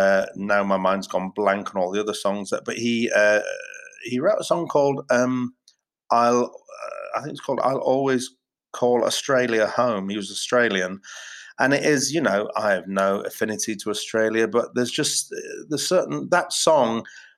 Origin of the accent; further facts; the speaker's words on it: Yorkshire and the Humber, United Kingdom; the north, I'm from Yorkshire, and I'm sort of, you know, I was like free dinners kid, so like I've got a bit of a northern chip on my shoulder